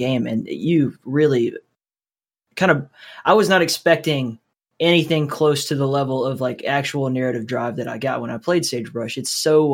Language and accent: English; Alabama, United States; I'm from Alabama, so it was like University of Alabama or Auburn was like that forever.